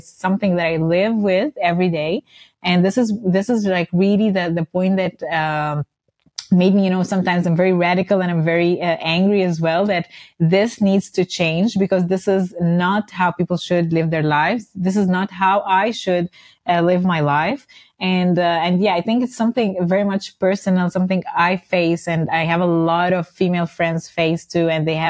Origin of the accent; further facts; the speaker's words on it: Dubai, United Arab Emirates; also born or lived in Cairo; Yes, I was mentioning that I was born in Dubai and grew up in Dubai, actually. And then I returned to Cairo for university studies, for college.